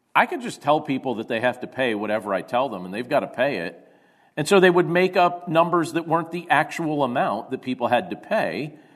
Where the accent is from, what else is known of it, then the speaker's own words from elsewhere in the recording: Carbondale, Pennsylvania, United States; growing up in Carbondale, Pennsylvania, and what life was like back during our junior high years and our high school years